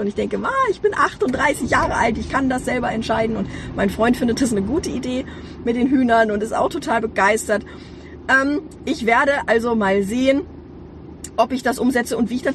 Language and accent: German; Hanover, Lower Saxony, Germany; also born or lived in Ronnenberg; es war halt mitten, mitten in Hannover, mitten in der Stadt